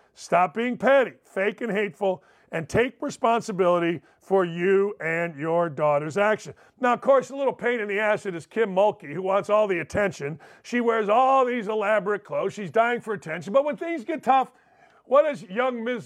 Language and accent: English; outside Chicago, Illinois, United States; growing up outside Chicago and being a uh, Bears fan